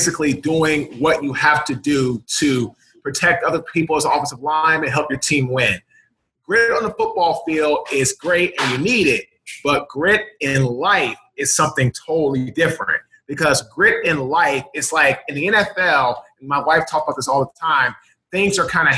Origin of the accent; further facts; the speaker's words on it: Washington, District of Columbia, United States; I'm from Washington, D.C.